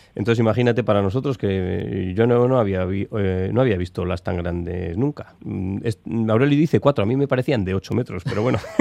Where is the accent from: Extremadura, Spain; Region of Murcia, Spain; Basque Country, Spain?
Basque Country, Spain; Amurrio; soy de Amurrio, eso está muy adentro